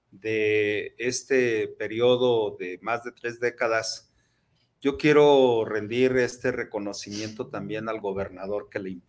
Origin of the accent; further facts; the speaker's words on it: Jalisco, Mexico; Nosotros los que somos jaliscienses, universitarios, nos sentimos orgullosos de eso